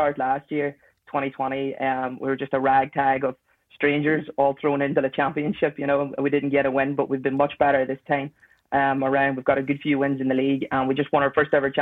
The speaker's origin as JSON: {"language": "English", "town": "Cookstown", "region": "Northern Ireland", "country": "United Kingdom", "moved": "yes", "lives_now": "Belfast, United Kingdom", "said": "I'm from Tyrone, but I'm a little village just outside Cookstown"}